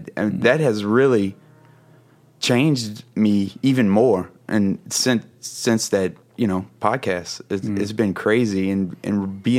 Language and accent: English; Louisiana, United States; So essentially I am born and bred Coonass. I'm from the Bayou. That's where I grew up.